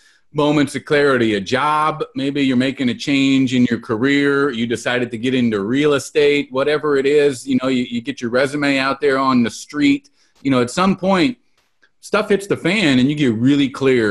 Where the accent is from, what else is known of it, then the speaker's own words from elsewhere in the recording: Salinas, California, United States; growing up in Salinas, California, I can tell you that I've had my electricity cut off many, many times